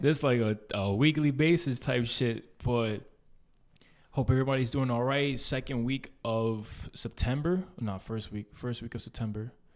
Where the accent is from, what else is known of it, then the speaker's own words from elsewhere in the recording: New York City, New York, United States; we grew up in East Harlem